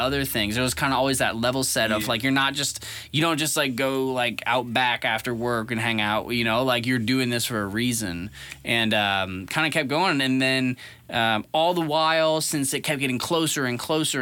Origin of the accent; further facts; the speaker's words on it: St. Charles, Missouri, United States; moved away as an adult; also born or lived in Seattle, Washington; I'm from St. Charles